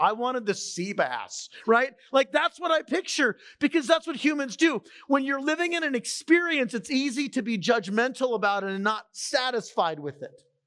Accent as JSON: {"language": "English", "town": "San Diego", "region": "California", "country": "United States", "moved": "yes", "said": "I'm from San Diego, the ocean was kind of a part of my life"}